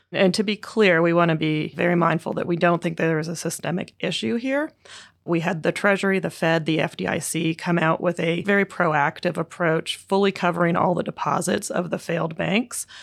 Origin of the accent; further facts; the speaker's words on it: Canada; moved away as an adult; also born or lived in Vancouver, Canada / Durham, United States / New York, United States; now in United States; I am a Canadian by background. Uh, I did my undergrad at U B C in Vancouver